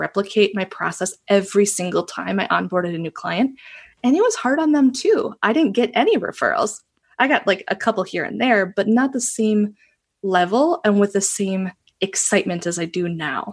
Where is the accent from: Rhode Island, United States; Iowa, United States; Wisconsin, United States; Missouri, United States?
Wisconsin, United States; Northeast; also born or lived in Japan; I was born and raised in Northeast Wisconsin, kind of itty bitty little area. I'm there right now